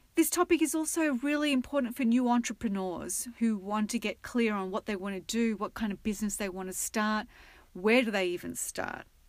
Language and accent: English; Australia; now in United States; being an Aussie